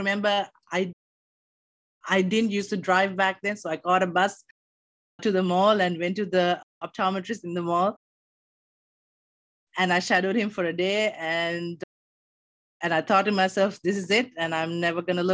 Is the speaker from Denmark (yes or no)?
no; Sri Lanka; moved away as an adult; now in Maryland, United States; I am originally from Sri Lanka. I moved here to the US as an international student